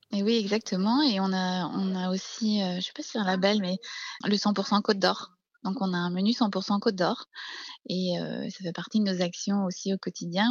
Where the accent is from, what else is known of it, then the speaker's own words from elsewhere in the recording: Brittany, France; now in Beaune, France; je suis une bretonne, hein. je suis née au bord de la mer